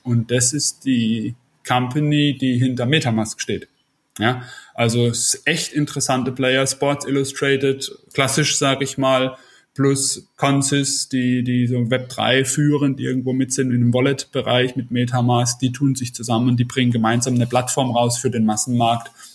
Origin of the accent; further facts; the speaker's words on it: Karlsruhe, Baden-Württemberg, Germany; in meiner Heimatstadt Karlsruhe